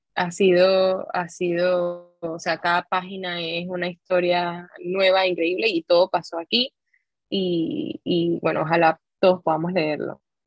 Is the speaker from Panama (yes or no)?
yes; Panama; nosotros como panameños